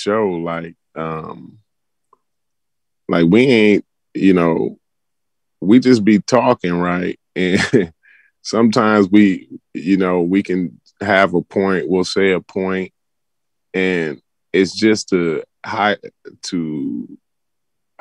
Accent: Ghana; now in United States; I'm from Ghana. Ghana is my home. That's my home country.

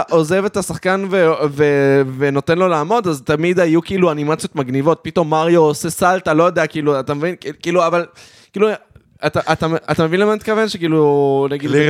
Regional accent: Modiin Illit, Judea and Samaria, Israel; הייתי ילד חרדי ו... וגדלתי במודיעין עילית, אבל היינו הולכים לקניון מלכה לעשות uh, קניות

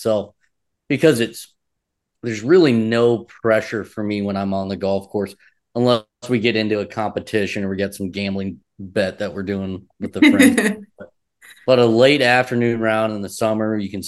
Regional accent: Michigan City, Indiana, United States; I was in LaPorte County, Michigan City area growing up

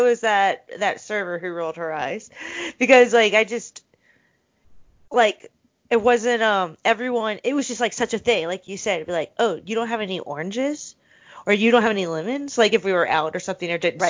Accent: Richmond, Virginia, United States; I'm from Richmond, Virginia

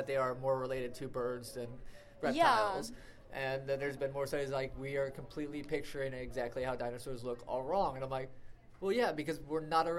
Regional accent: the South, United States; now in Long Beach, United States; I'm from the South

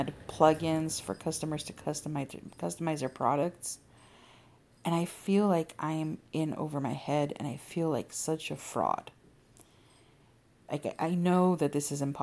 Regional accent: California, United States; my home state of California

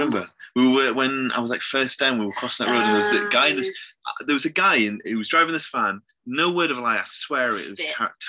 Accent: Worcester, West Midlands, United Kingdom; also born or lived in Kidderminster; I was born in 2001 in Worcester.

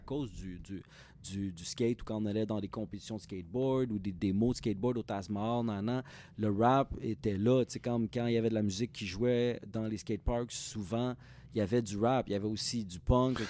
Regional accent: Repentigny, Quebec, Canada; also born or lived in Montreal; Moi, dans ce temps-là, j'habitais à Repentigny.

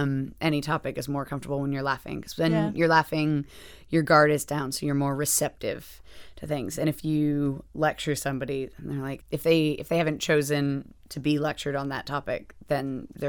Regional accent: New Hampshire, United States; moved away as an adult; also born or lived in Boston; now in London, United Kingdom; So I was raised in New Hampshire, then moved around a bit. So I moved to Boston for grad school and then lived there for a while. Moved to London for a job just because I also wanted to live in Europe and just away from the States.

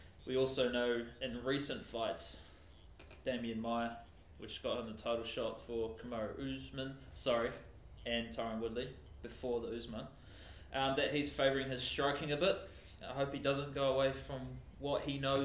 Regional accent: New Zealand; being a New Zealander

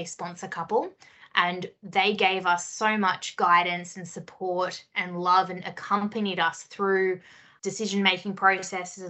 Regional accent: Sydney, New South Wales, Australia; We had World Youth Day in Sydney in my hometown

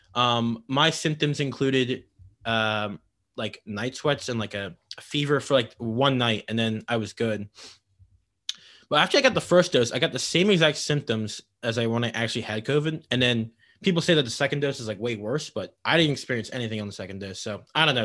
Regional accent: King of Prussia, Pennsylvania, United States; I'm from King of Prussia

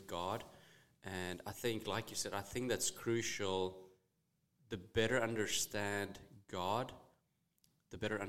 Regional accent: Bloemfontein, Free State, South Africa; first language Afrikaans; English is a second language; moved away as an adult; also born or lived in Jonesboro, Arkansas; now in United States; Started playing rugby at the age of 6 in South Africa

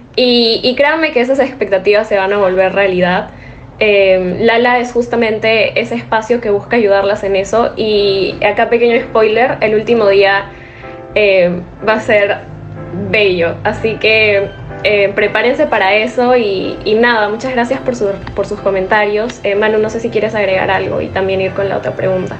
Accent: Lima, Peru; soy de Lima, Perú

